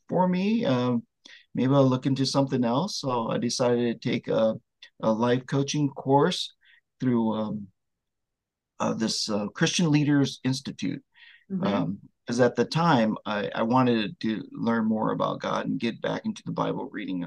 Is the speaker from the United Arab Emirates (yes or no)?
no; Vietnam; I was born in Vietnam during the Vietnam War, and I'm one of the Amerasian babies